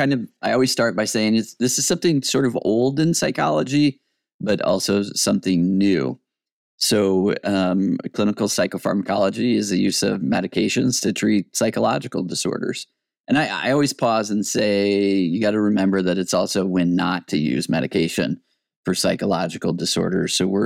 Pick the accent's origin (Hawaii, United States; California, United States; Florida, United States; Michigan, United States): Michigan, United States; also born or lived in Wyoming / New York City; now in Boise, United States; I'm originally from Michigan. I went to Michigan State University, and then I started grad school in New York City at John Jay College of Crimin